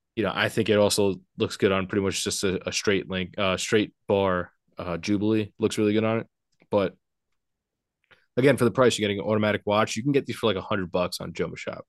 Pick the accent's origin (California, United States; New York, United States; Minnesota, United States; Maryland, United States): New York, United States; Port Washington; I grew up in a little town called Port Washington, New York